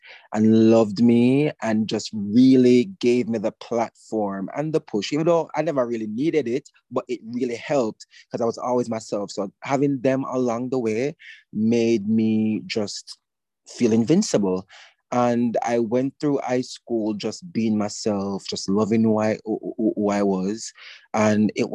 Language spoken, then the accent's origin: English; Old Harbour Bay, Saint Catherine, Jamaica; also born or lived in Kingston; I was born and raised in a community called Old Harbor Bay.